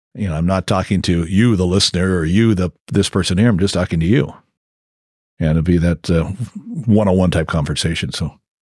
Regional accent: Crescent City, California, United States; I grew up in Crescent City

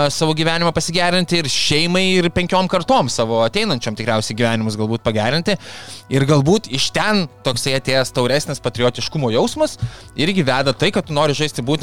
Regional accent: Lithuania

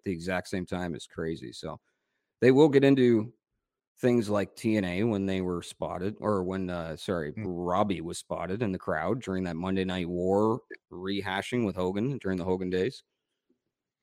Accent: Canada; I'm so Canadian

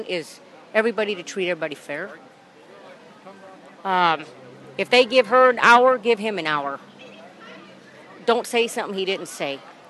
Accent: New Athens, Illinois, United States; I'm from Illinois

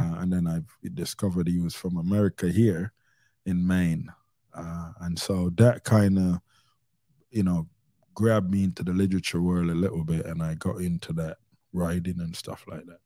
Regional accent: Jamaica; I was born in Jamaica

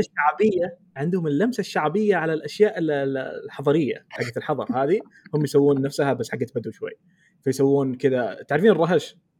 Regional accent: Eastern Province, Saudi Arabia; انا من الشرقيه

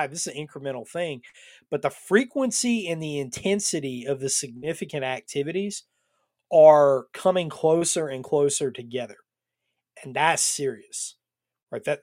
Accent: Atlanta, Georgia, United States; I'm from Atlanta.

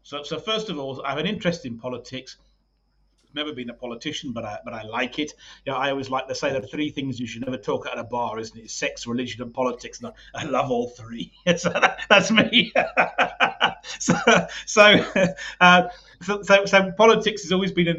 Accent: United Kingdom; now in South Africa; I'm British

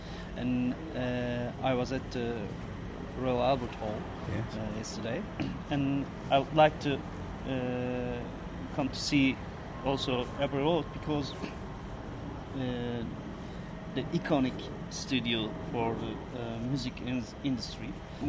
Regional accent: Istanbul, Turkey; from Istanbul.

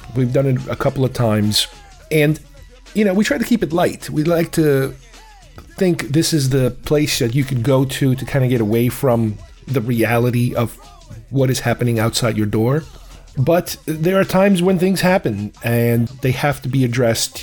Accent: United States; also born or lived in Uruguay; I was raised here. I came here when I was nine.

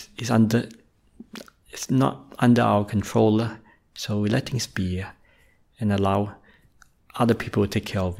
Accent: Australia; also born or lived in Malaysia; I was born in Malaysia, but moved to Australia when I was quite young, roughly in age four

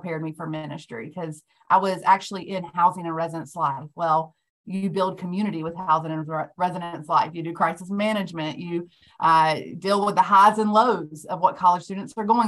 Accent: Durham, North Carolina, United States; I've always been in North Carolina, born and raised in Durham

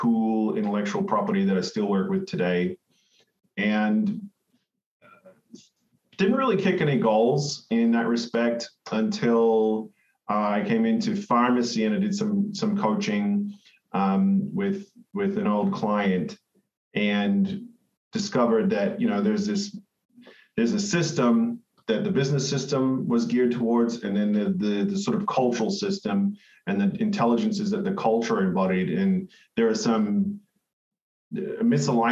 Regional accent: Cairns, Queensland, Australia; I was born and raised in Cairns in Far North Queensland, Australia

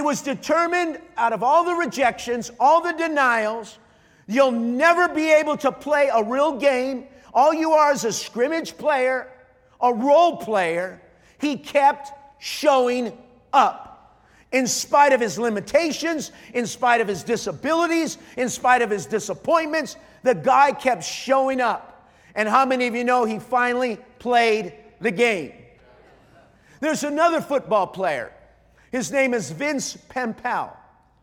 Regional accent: Montebello, California, United States; There's a city on the east part of Los Angeles called Montebello. I was born in Montebello.

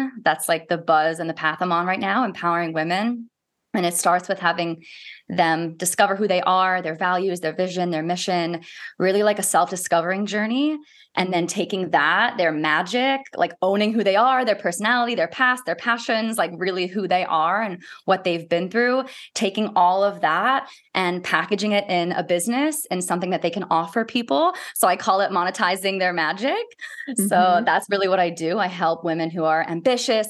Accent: Maryland, United States; moved away as an adult; now in Christchurch, New Zealand; I grew up in Maryland in the United States

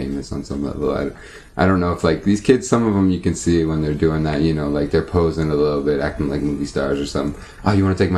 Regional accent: United States; also born or lived in Palestine; I'm an American, because I go there with an American passport

